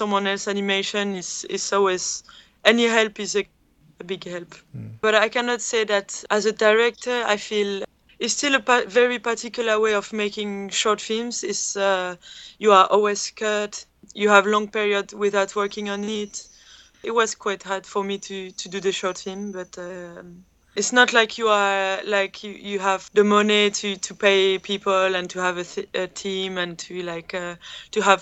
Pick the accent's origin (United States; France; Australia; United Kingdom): France; Calais, Hauts-de-France; Calais, mm-hmm. which is my hometown